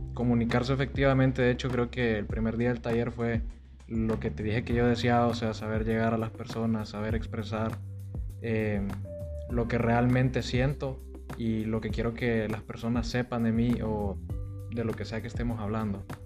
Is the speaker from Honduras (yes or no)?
yes; Tegucigalpa, Francisco Morazán, Honduras; moved away as an adult; now in Monterrey, Mexico; yo vengo de la capital de Honduras, que es Tegucigalpa. Ya tengo en Monterrey aproximadamente unos seis meses.